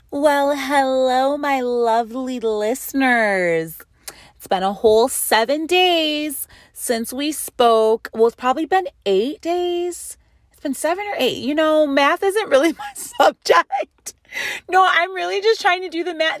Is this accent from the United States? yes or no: yes; Western New York, United States; also born or lived in San Diego; now in California, United States; I am from Western New York